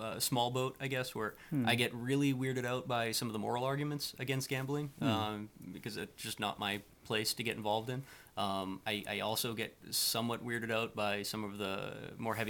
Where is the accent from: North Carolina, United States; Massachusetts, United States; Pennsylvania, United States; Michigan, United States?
Massachusetts, United States; Worcester; growing up in Worcester